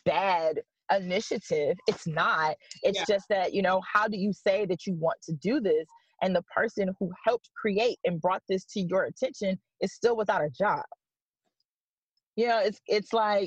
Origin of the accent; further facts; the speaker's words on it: Detroit, Michigan, United States; now in Hartford, United States; I'm from Detroit. I'm from Michigan